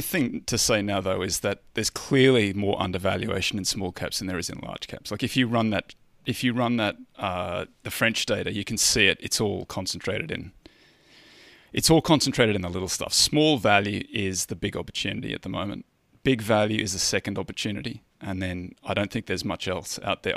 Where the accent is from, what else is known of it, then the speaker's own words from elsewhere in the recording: Australia; I'm a Australian